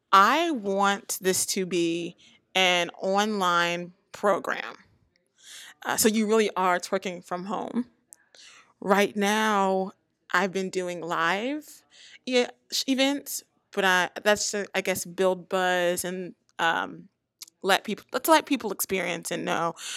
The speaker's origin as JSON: {"language": "English", "region": "the South", "country": "United States", "said": "I come from the South"}